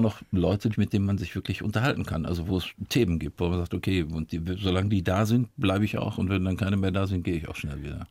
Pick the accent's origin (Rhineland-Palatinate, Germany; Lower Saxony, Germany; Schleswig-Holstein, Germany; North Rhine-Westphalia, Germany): North Rhine-Westphalia, Germany; Dortmund; moved away; also born or lived in Bavaria; wenn man im Ruhrgebiet groß wird